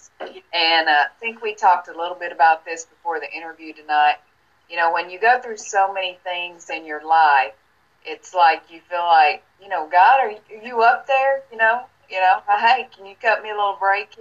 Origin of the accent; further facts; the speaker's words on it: Tennessee, United States; moved away as an adult; now in Florida, United States; I moved from my hometown in Tennessee and moved here to Florida.